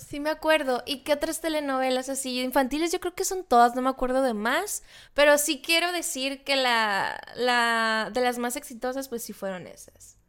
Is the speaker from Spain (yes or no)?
no; Sonora, Mexico; yo nací en Sonora